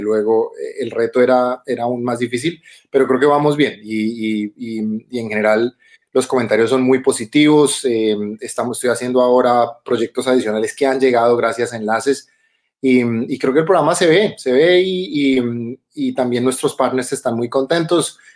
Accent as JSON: {"language": "Spanish", "region": "Bogotá", "country": "Colombia", "tie": "born or raised there", "moved": "as an adult", "lives_now": "Germany", "said": "chapinero, chapinero, soy totalmente chapinero. Uno nací en una clínica que ya no existe, que se llama la David Restrepo."}